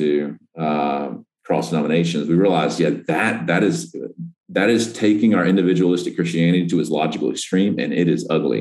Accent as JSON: {"language": "English", "region": "the South", "country": "United States", "said": "as a recovering Southerner"}